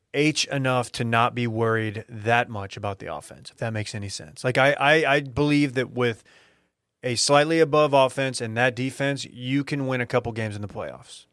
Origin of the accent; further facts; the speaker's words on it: Duncanville, Texas, United States; That's my, my hometown, if you're new here. It's my high school